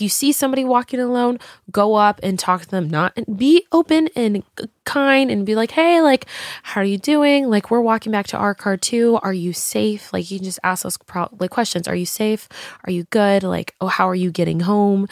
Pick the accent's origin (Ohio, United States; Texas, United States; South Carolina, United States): Texas, United States; now in Los Angeles, United States; growing up in Texas